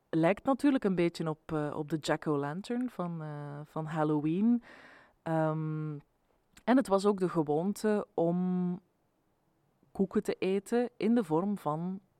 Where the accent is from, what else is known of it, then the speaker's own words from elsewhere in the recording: Ypres, Flanders, Belgium; now in Brussels, Belgium; de Sint Maarten die ik ken uit mijn jeugd in Ieper